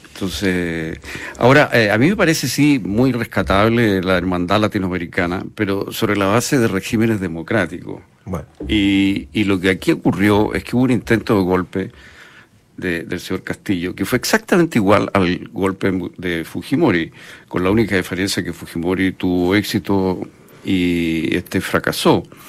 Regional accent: Chile; yo soy chileno

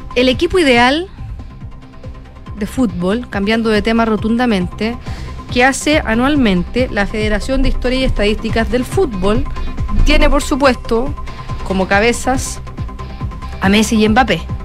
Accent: Chile; acá en Chile

